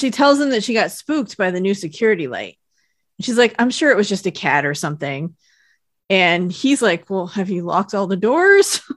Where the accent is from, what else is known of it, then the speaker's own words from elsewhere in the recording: United States; I'm from Lake Tahoe